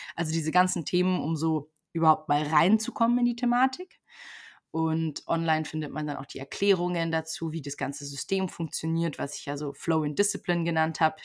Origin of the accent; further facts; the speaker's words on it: Germany; moved away as an adult; also born or lived in Brazil; ich komme aus Deutschland